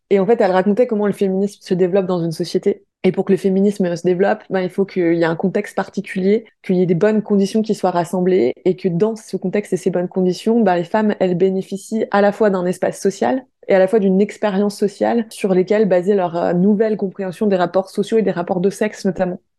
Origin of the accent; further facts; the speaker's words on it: Paris, Île-de-France, France; j'ai 29 ans et je suis de Paris